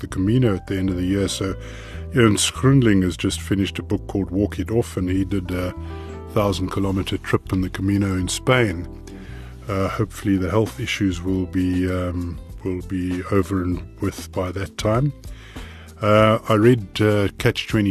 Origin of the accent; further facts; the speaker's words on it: Cape Town, Western Cape, South Africa; we grew up in Cape Town